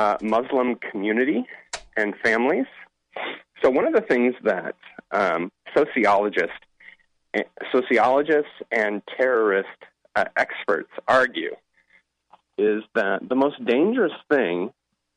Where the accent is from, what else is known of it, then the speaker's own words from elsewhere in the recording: Seattle, Washington, United States; I'm actually from Seattle